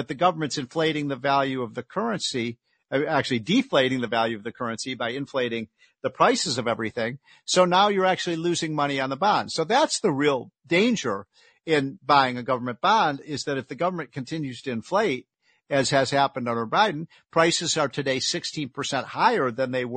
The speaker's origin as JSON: {"language": "English", "town": "Chicago", "region": "Illinois", "country": "United States", "said": "I'm from Chicago"}